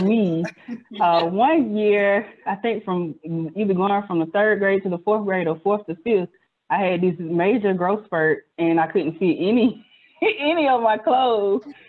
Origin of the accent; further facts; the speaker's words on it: Montgomery, Alabama, United States; now in Birmingham, United States; I am currently in Birmingham, Alabama. I'm originally from Montgomery, Alabama